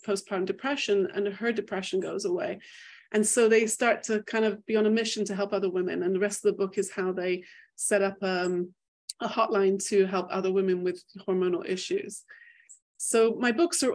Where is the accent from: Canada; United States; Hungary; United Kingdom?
United Kingdom; England; also born or lived in Manchester; I grew up in England